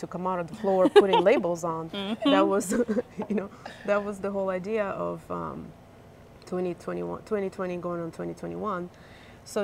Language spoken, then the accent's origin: English; Ukraine; now in North Carolina, United States; I'm originally from Ukraine.